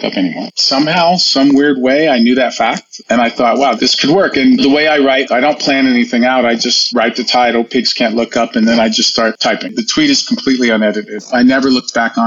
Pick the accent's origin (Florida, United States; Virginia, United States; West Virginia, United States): Florida, United States; Hialeah; also born or lived in New York; I grew up in a small town at the time. It's a big town now, but it was called Hialeah, Florida